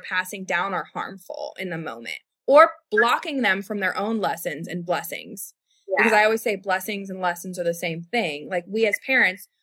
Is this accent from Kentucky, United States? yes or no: yes; Louisville, Kentucky, United States; I am from West Louisville. I grew up in Shively. I grew up in South Louisville.